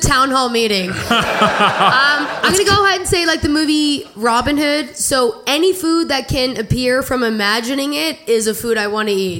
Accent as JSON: {"language": "English", "country": "Canada", "said": "As a Canadian that knows better"}